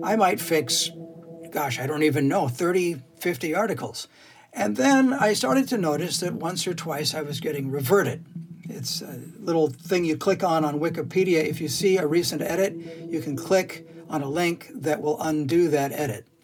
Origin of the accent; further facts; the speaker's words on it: Scotland, United Kingdom; Because I'm Scottish and I would like to punch.